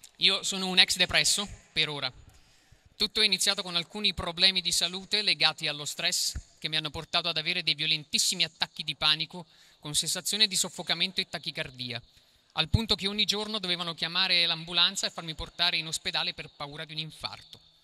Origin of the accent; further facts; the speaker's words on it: Acerra, Campania, Italy; vengo da Cerra, che si trova a pochi rifiuti tossici da Napoli